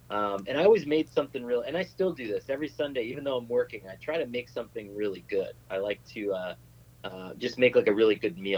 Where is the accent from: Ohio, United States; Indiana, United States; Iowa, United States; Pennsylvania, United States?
Pennsylvania, United States; Northeast; I grew up in Northeast PA, so it was all Steelers and Eagles fans, a couple Giants fans.